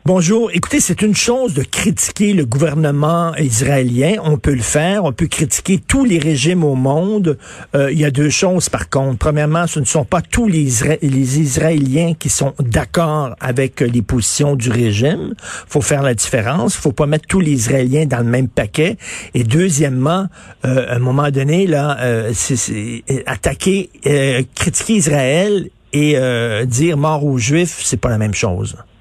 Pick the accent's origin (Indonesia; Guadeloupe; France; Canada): Canada; Quebec; Nous sommes des Québécois